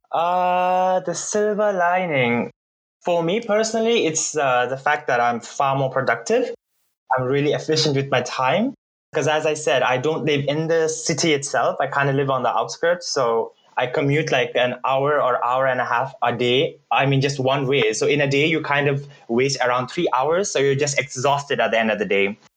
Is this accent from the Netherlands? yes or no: no; Bhutan; English is a second language; moved away as an adult; now in Germany; for a lot of Bhutanese, if you put our mind to it, I think it's a lot easier for us because we already grew up in this um, multicultural, multilingual environment